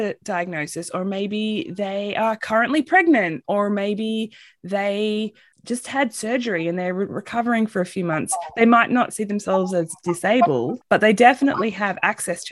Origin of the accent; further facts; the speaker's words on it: Australia; moved away as an adult; also born or lived in San Antonio, Texas; now in United States; I'm originally from Australia